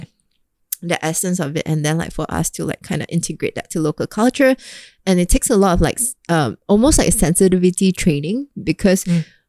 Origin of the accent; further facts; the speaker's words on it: Singapore; as a Singaporean